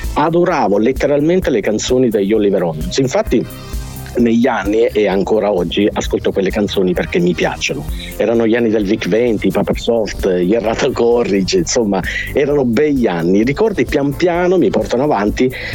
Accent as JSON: {"language": "Italian", "region": "Sicily", "country": "Italy", "tie": "born or raised there"}